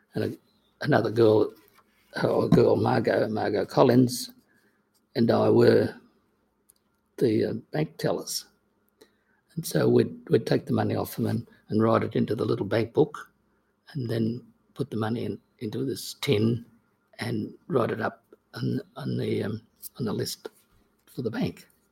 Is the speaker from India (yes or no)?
no; Brewarrina, New South Wales, Australia; when I was a youngster growing up in Brewarrina